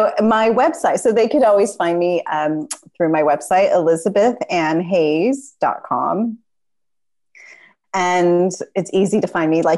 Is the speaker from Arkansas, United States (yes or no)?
no; California, United States; maybe because we're both from Southern California.